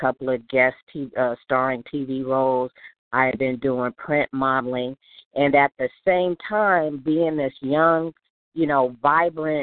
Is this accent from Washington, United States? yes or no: no; Los Angeles, California, United States; I was born and raised in South Central Los Angeles